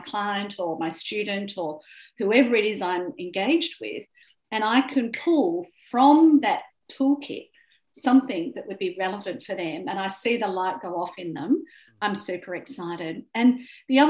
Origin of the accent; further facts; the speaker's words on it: Australia; I'm an Australian, I speak English, I'm white